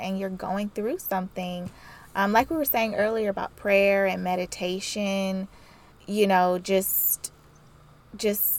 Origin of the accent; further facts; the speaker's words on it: the South, United States; I like growing up in the South